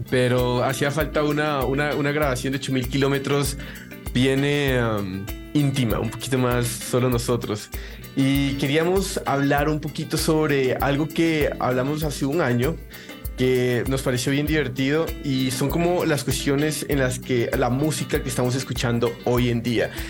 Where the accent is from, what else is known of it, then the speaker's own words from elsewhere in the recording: Mexico; Somos de Latinoamérica. Uno es colombiano, chileno y yo soy mexicano.